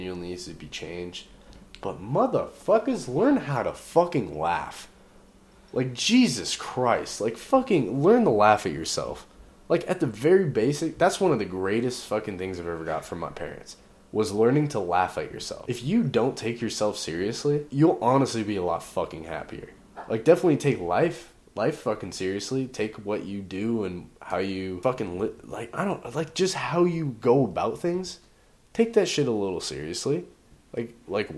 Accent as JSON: {"language": "English", "area": "the Bay Area", "region": "California", "country": "United States", "moved": "yes", "lives_now": "Idaho, United States", "said": "I'm from the fucking Bay"}